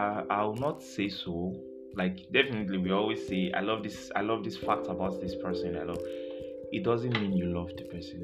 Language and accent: English; Delta, Nigeria; I'm a Nigerian. And I'm from Delta State in Nigeria.